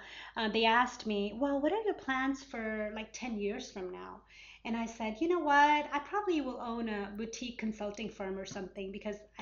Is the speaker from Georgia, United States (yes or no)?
yes; Atlanta, Georgia, United States; growing up in Atlanta and in America, kind of just trying to stay in touch with my culture, being very, very American, living in Atlanta